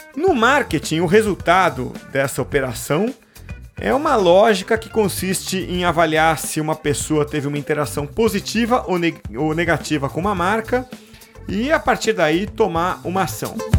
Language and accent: Portuguese; Santos, São Paulo, Brazil; sou de Santos, foi lá que eu fiz o curso